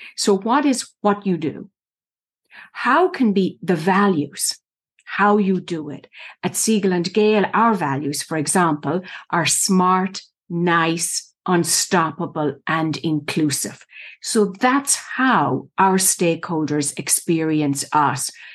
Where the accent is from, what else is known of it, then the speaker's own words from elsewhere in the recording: Ireland; moved away as an adult; now in United States; I was born and raised in Ireland, went to college there. The eldest of six children grew up in the middle of the country on a farm, dairy farm.